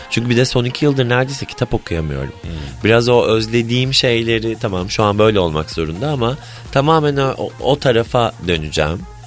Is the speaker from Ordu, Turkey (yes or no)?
yes; Ordu, Turkey; moved away; Anadolu'da doğdum, büyüdüm. Halen Ordu'da bir evim var